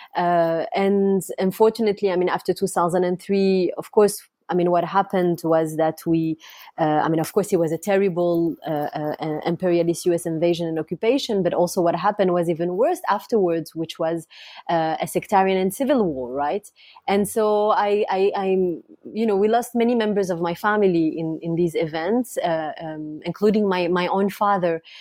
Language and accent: English; France; also born or lived in Iraq; I grew up in France. I'm, I'm the daughter of, um, a family of political exiles. My, my parent had to leave Iraq